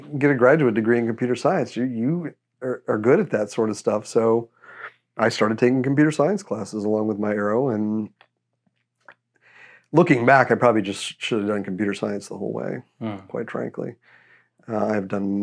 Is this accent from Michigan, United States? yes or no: no; Texas, United States; moved away as an adult; I'm from Texas, not originally, but this is where I grew up most of my life